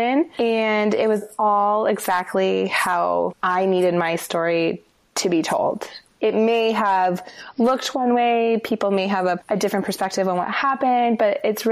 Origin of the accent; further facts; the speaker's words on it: Denver, Colorado, United States; moved away as an adult; also born or lived in Los Angeles, United States / Santa Monica, United States; now in Seattle, United States; I grew up in Denver